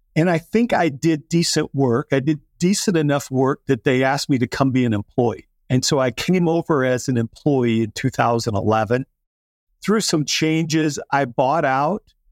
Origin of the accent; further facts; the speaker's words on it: South Dakota, United States; I grew up in South Dakota